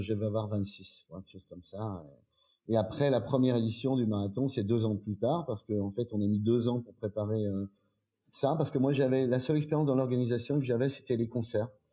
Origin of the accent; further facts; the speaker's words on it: Troyes, Grand Est, France; je suis d'origine de Troyes, en Champagne.